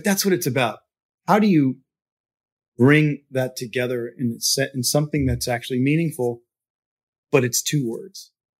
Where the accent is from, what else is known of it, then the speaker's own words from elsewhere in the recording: Louisiana, United States; I'm from Louisiana, and so this was always part of my, culture.